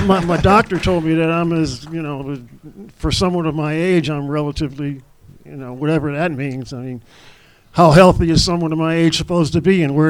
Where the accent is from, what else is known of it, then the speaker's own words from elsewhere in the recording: Los Angeles, California, United States; I'm here from L.A.